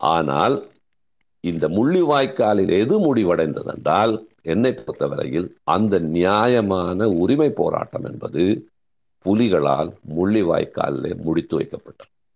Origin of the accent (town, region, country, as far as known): Sri Lanka